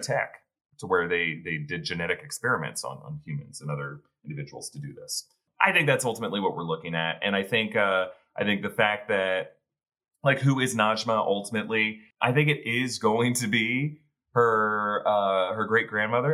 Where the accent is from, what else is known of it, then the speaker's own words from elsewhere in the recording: the South, United States; growing up in the South, I've been to quite a few family reunions